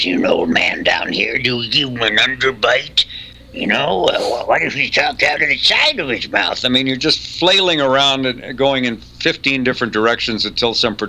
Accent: England, United Kingdom; born there; Also, my mother's English. I was born in England.

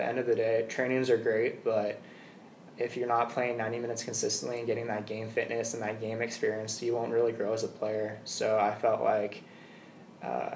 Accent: Peoria, Arizona, United States; I'm from Peoria

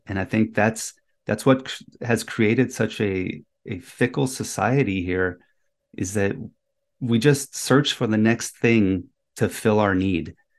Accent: Germany; moved away; I was born in Germany

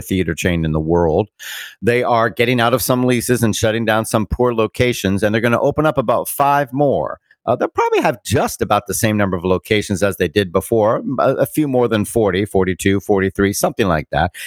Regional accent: Bermuda; moved away; Bermuda, my hometown

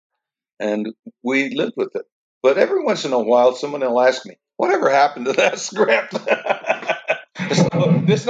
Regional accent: Richfield, Utah, United States; I grew up in Richfield, just down the street from Manti

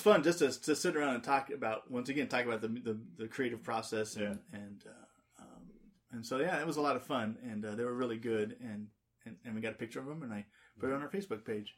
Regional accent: Southern California, United States; as a kid growing up in Southern California

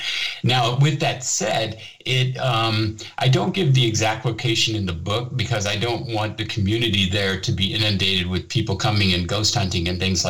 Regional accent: Germany; So I decided to go ahead and tell my story about my childhood growing up in Germany and when my father was stationed here

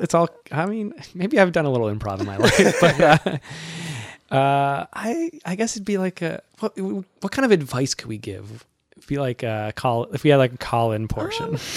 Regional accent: Massachusetts, United States; now in New York, United States; I'm from Massachusetts

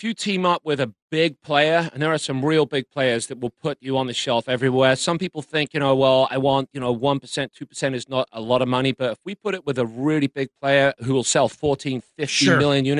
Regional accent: England, United Kingdom; now in United States; I'm from England, and this country's been great to me.

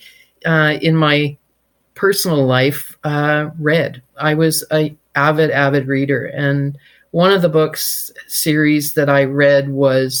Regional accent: Victoria, British Columbia, Canada; But I grew up in Victoria

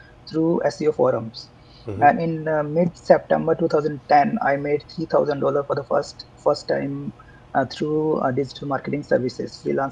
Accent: India; also born or lived in Jaipur, India / Bangalore, India; I come from India, a small town in India, in fact. I did my schooling there, and then in 2002, I moved to Jaipur for my higher studies

